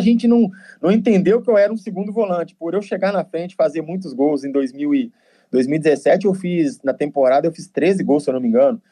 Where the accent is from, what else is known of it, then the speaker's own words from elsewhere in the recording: Nova Lima, Minas Gerais, Brazil; moved away; Eu sou de Minas